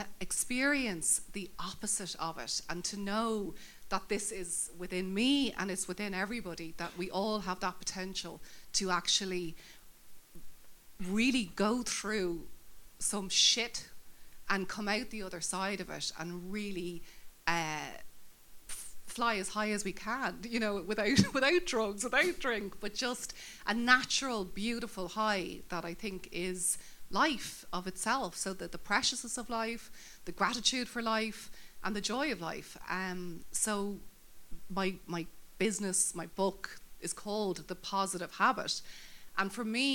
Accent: Dublin, Leinster, Ireland; Where do I come from? Dublin, Sandy Mount

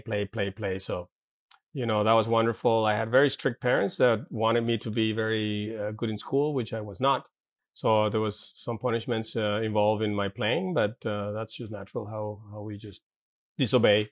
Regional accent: Caracas, Capital District, Venezuela; English is a second language; moved away; I grew up in, uh, in Santa Paula, in Caracas

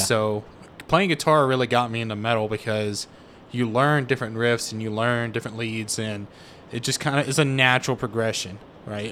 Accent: Tupelo, Mississippi, United States; I grew up in Mississippi

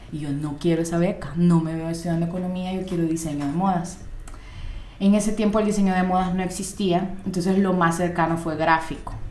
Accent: Moscow, Russia; born there; Nosotros nacimos en Moscú con mi hermana, la pusimos la tienda hace tres años y medio.

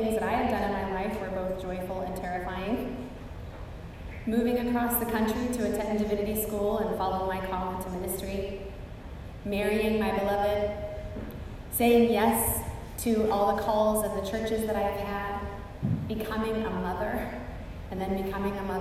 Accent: Pacific Northwest, United States; now in South Texas, United States; Growing up in the Pacific Northwest, where there are fault lines everywhere, I spent my entire childhood with the potential and reality of earthquakes and volcanic eruptions

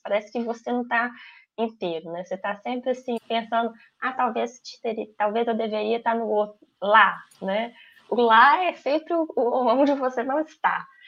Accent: Minas Gerais, Brazil; moved away; eu sou brasileira, é, e eu gosto de ser brasileira. Eu sou mineira, eu amo ser mineira

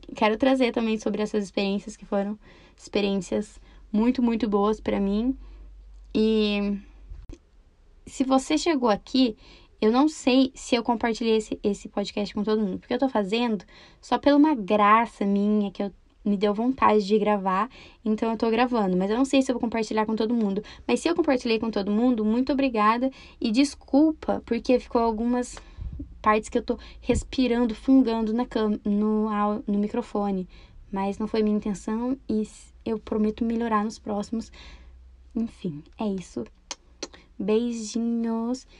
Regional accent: Campo Mourão, Paraná, Brazil; eu sou de Campo Mourão, Paraná. Eu nasci e cresci aqui

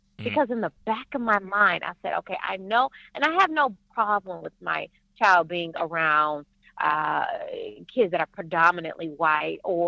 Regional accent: Niagara Falls, New York, United States; moved away; also born or lived in Buffalo; being a Northerner, in Niagara Falls, Buffalo

